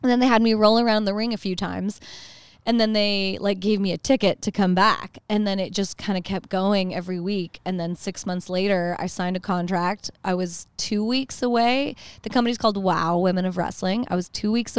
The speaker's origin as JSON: {"language": "English", "country": "Canada", "moved": "yes", "lives_now": "United States", "said": "as a Canadian"}